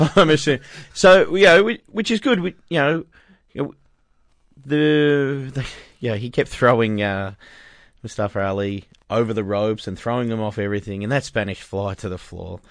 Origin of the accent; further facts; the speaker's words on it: Australia; We're Australian here.